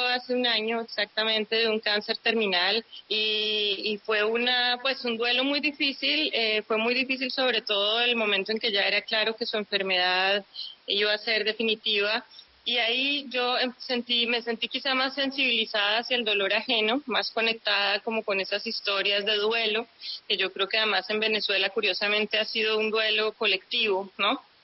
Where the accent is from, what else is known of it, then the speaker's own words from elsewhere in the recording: Colombia; somos los colombianos